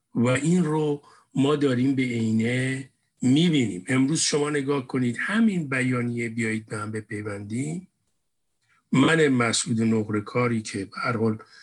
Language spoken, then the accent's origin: Persian; Iran; moved away as an adult; ماها بچه های اون مملکتیم بچه های اون جامعه اون جامعه بزرگ شدیم